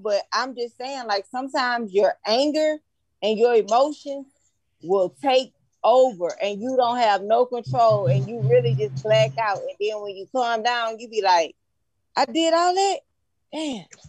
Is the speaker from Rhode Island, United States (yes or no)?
no; Baton Rouge, Louisiana, United States; I'm from Baton Rouge